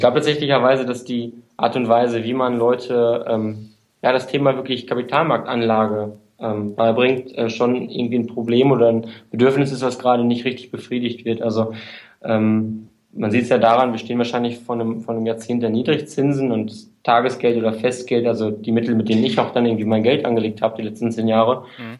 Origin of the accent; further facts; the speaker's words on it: Münster, North Rhine-Westphalia, Germany; moved away as an adult; also born or lived in Hamburg; now in Munich, Germany; komme halt aus dem Westfalen, aus Münster